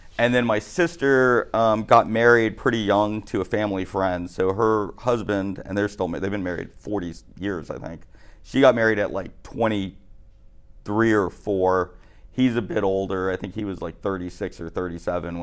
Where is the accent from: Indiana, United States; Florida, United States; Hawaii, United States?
Florida, United States; Miami; I grew up in Miami, which is actually a pretty violent city